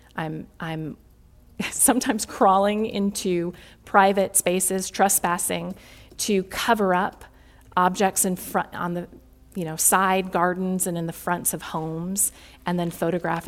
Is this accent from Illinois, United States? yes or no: yes; Chicago, Illinois, United States; a Midwesterner, born and raised in Chicago